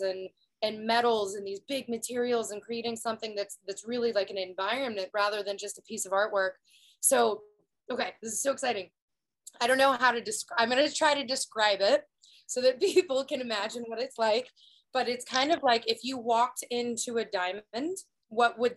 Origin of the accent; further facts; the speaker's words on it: Prairie Village, Kansas, United States; moved away as an adult; also born or lived in Los Angeles, California; this place that I've called home my whole life